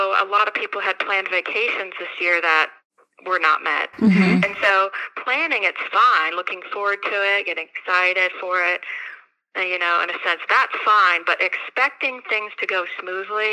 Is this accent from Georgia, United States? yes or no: no; Arizona, United States; moved away as an adult; now in Kentucky, United States; So I'm from Arizona. I grew up there. I came here in 2005 to go to UK